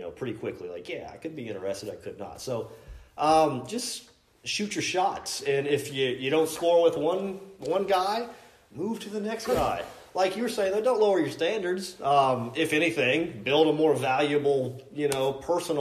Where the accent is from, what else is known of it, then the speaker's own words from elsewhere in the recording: Kentucky, United States; I was raised here in Kentucky